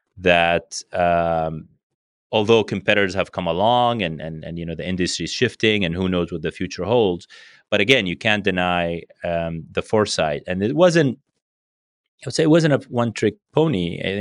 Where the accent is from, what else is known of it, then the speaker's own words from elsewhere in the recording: Brazil; born there; And then I was born in Brazil.